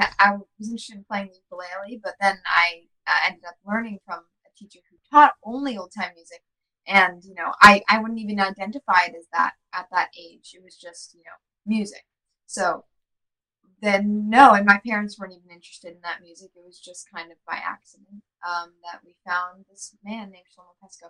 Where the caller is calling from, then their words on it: Brooklyn, New York, United States; Hey, I'm calling in from Brooklyn, New York, over here in Crown Heights, Brooklyn, yeah.